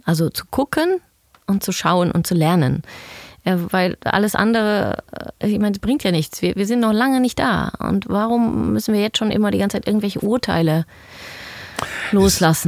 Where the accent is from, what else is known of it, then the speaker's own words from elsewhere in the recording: Germany; now in Sweden; wieder über die Grenze durfte und äh, in meine Heimat.